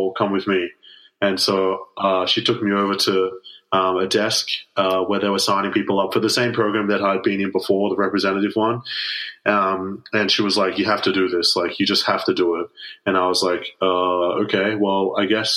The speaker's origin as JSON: {"language": "English", "town": "Sydney", "region": "New South Wales", "country": "Australia", "tie": "born or raised there", "also_born_or_lived": "Melbourne, Victoria, Australia", "said": "Melbourne is my hometown, but Sydney is kind of where I grew up"}